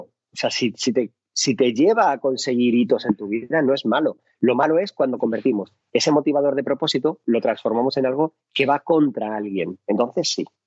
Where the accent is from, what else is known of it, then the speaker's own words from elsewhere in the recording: Madrid, Community of Madrid, Spain; yo soy de Carabanchel, un barrio que adoro, amo, eh, pero el Carabanchel de los 80 era un barrio complicado